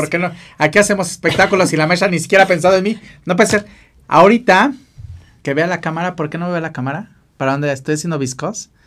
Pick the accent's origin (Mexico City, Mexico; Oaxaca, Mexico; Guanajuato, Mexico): Mexico City, Mexico; born there; Yo nací aquí, acá en el Ciudad de México también, nada más que siempre digo que soy de Acapulco.